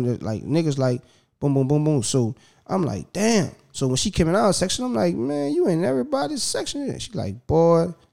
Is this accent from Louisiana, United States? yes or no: yes; New Orleans, Louisiana, United States; I'm from New Orleans